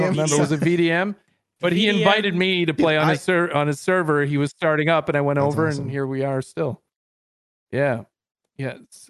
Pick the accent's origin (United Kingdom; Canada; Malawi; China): Canada; I'm so Canadian